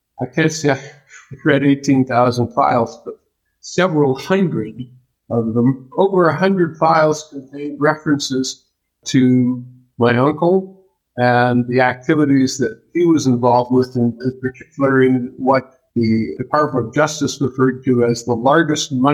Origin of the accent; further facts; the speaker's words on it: Canada; moved away as an adult; now in United States; I grew up in Canada, so I worked a lot for the Canadian Broadcasting Corporation